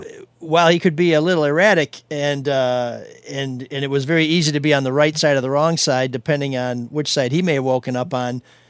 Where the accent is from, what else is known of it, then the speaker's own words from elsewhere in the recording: Chicago, Illinois, United States; You know, I'm just in from Chicago. This is how we park there.